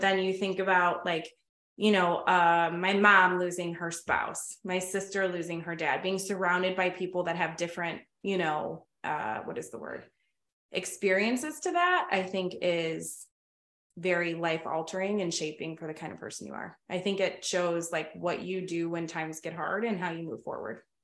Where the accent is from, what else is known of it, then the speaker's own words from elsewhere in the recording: Oak Forest, Illinois, United States; I grew up in Oak Forest